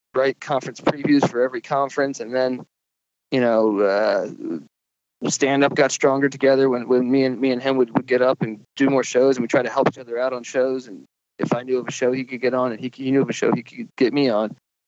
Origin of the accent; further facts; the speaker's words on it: East Coast, United States; now in Los Angeles, United States; I grew up on the East Coast and I moved out to LA to pursue stand up and writing and stuff